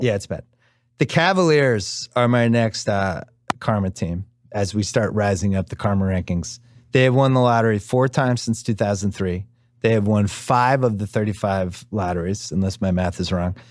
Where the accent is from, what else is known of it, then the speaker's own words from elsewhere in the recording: Boston, Massachusetts, United States; I'm from Boston